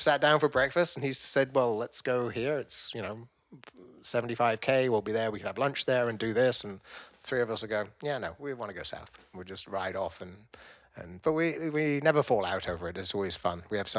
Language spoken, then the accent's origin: English; Vancouver, British Columbia, Canada; We're friends from Vancouver.